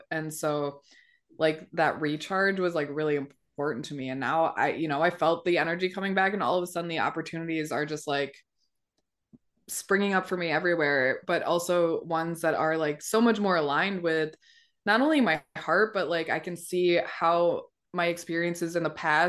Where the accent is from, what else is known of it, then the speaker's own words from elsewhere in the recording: Milwaukee, Wisconsin, United States; moved away as an adult; also born or lived in Colorado; I was working for Colorado Medicaid until last like September, and I moved from Colorado back to my hometown Milwaukee